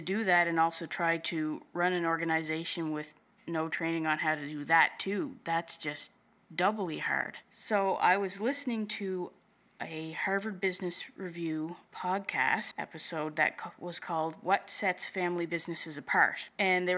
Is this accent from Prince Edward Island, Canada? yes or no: yes; Prince Edward Island, Canada; also born or lived in Moncton, New Brunswick / Halifax, Nova Scotia / Wolfville, Nova Scotia; I was born and raised on Prince Edward Island in Canada.